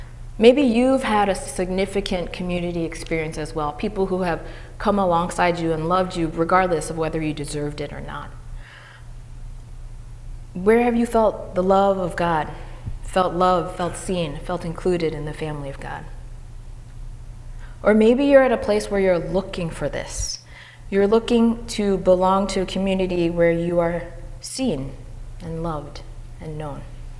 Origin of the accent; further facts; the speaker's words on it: Madison, New Jersey, United States; I was born in Jersey City, and I went to PS 11, Martin Luther King Jr. School. And in second grade, I moved to Madison, New Jersey.